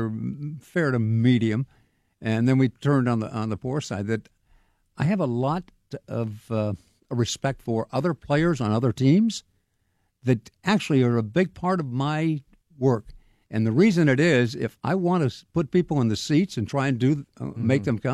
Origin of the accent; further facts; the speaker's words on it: Sacramento, California, United States; moved away as an adult; now in Pittsburgh, United States; I grew up in Sacramento